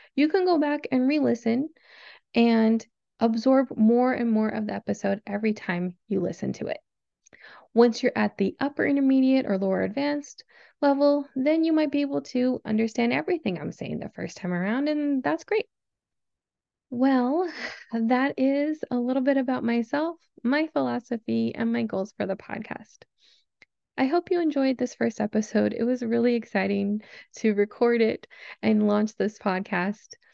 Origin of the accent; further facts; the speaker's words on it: Southern California, United States; I was born and raised in Southern California, where I currently live